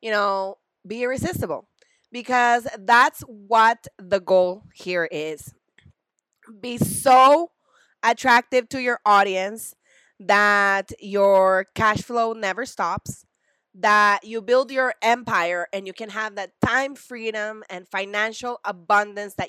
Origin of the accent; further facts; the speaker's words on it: El Salvador; I'm from El Salvador